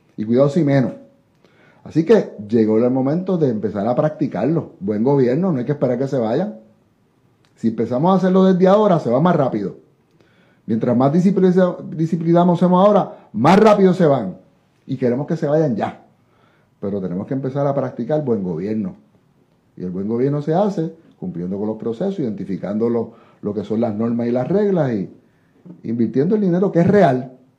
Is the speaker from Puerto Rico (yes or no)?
yes; Dorado, Puerto Rico; soy de doradeño de pura cepa